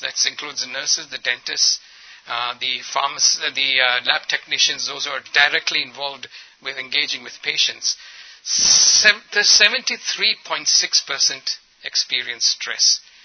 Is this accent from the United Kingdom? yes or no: no; Ethiopia; also born or lived in India; I'm culturally and ethnically, ethnically an Indian, but I grew up in Ethiopia